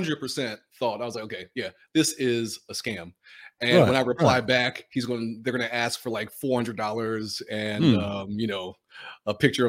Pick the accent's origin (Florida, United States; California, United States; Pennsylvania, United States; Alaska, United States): Pennsylvania, United States; Philadelphia; I'm from Philadelphia and swam on the PDR swim team with Jim Ellis.